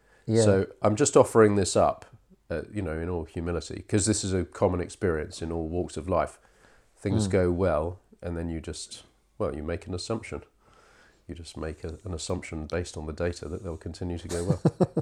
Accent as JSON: {"language": "English", "region": "England", "country": "United Kingdom", "tie": "born or raised there", "also_born_or_lived": "Israel", "said": "I was born in Israel, just I don't remember it. I was two when we came back to England."}